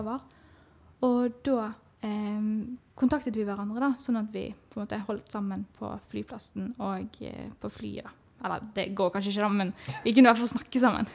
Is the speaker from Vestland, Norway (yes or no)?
yes; Bergen, Vestland, Norway; Jeg kommer fra Bergen